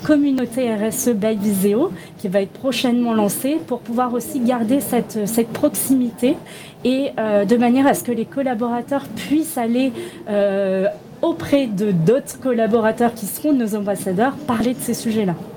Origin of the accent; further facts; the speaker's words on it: Toulon, Provence-Alpes-Côte d'Azur, France; je viens de Toulon